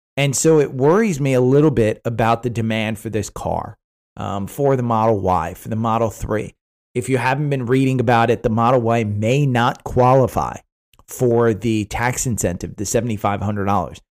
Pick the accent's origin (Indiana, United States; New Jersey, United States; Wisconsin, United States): New Jersey, United States; growing up in New Jersey